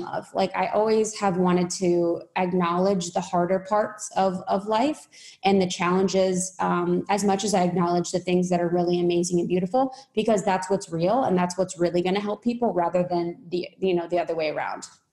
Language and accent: English; Midwest, United States; moved away; I'm from Midwest